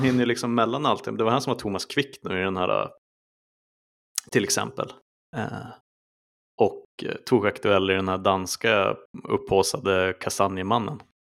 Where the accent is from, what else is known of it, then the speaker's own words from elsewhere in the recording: Sweden; som svensk